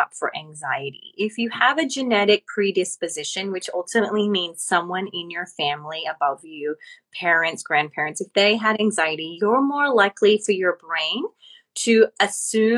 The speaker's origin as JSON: {"language": "English", "country": "Australia", "moved": "as an adult", "lives_now": "Los Angeles, United States", "said": "As I am Australian, I moved to LA."}